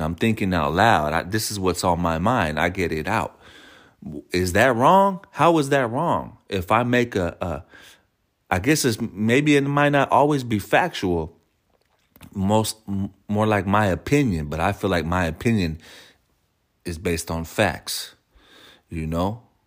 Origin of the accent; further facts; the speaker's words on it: San Francisco, California, United States; me being born and raised in San Francisco